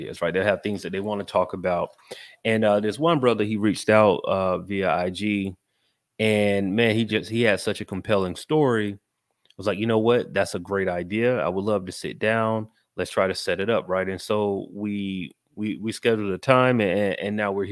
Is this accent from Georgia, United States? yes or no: yes; Macon, Georgia, United States; now in Atlanta, United States; I'm from Georgia. I grew up in Macon, but you know, I've been in Atlanta more. I'm from Atlanta at this point